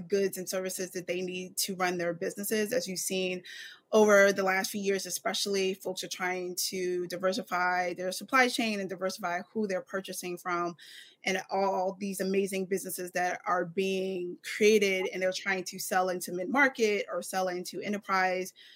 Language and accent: English; Philadelphia, Pennsylvania, United States; I am definitely from Philadelphia